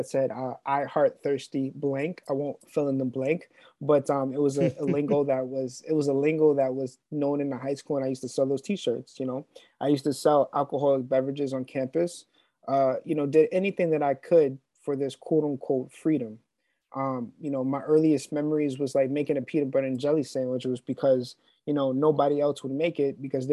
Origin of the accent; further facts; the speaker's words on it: Long Island, New York, United States; I'm from Long Island, New York